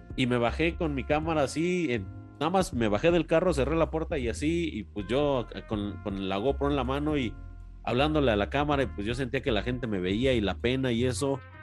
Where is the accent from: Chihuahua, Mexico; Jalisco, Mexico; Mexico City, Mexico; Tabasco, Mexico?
Mexico City, Mexico; now in Querétaro, Mexico; yo, yo, yo crecí en barrio, soy de la Ciudad de México yo crecí en una colonia popular de barrio